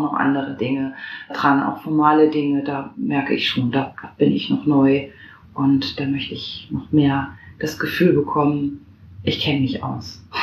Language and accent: German; Hesse, Germany; moved away as an adult; now in Hamburg, Germany; Ich komme ja aus Hessen